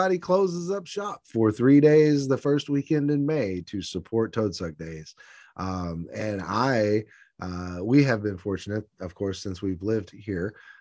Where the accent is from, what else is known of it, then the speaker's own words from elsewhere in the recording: Conway, Arkansas, United States; I think everything about Conway is special. I am not ashamed to brag on my hometown.